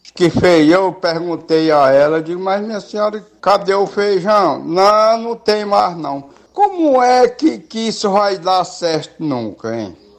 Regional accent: Canindezinho, Ceará, Brazil; eu sou do Candezinho aqui

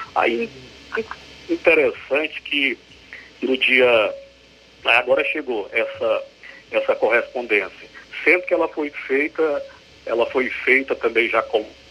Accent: Ararendá, Ceará, Brazil; also born or lived in Novo Oriente / Crateús; Eu, eu sou daqui, sou, sou filho, sou filho de Ararendá. Só não, só não nasci aqui, porque eu, eu vim para cá com, com 7, 5 anos, sou natural de Novo Oriente

